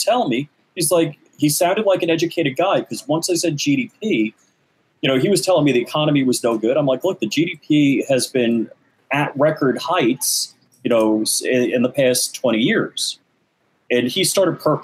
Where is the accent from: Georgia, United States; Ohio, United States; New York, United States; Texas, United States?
New York, United States; we grew up in New York together